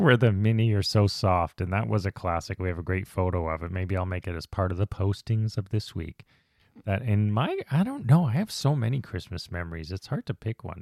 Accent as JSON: {"language": "English", "country": "Canada", "said": "we were, the Canadians"}